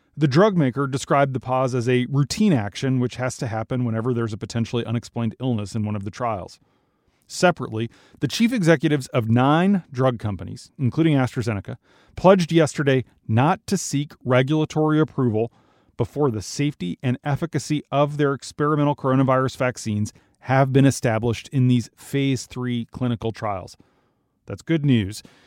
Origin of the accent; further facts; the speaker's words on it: Minnesota, United States; the University of Minnesota in my home state